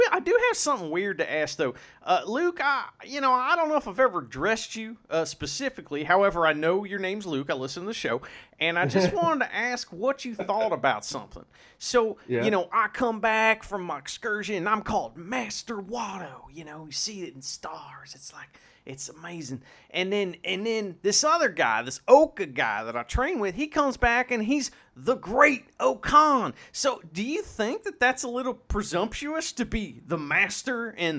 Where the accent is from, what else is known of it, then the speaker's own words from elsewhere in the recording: Japan; English is a second language; I'm from Japan, and I wrestle in the ring with the guy and do the flip and thing, you know.